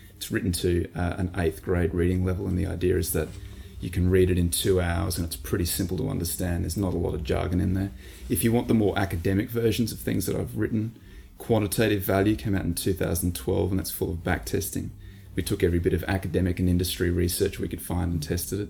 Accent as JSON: {"language": "English", "country": "Australia", "said": "we're Australian"}